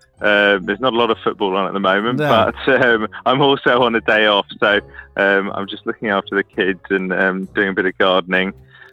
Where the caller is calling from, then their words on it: Sheffield, Yorkshire and the Humber, United Kingdom; I'm calling you from Sheffield.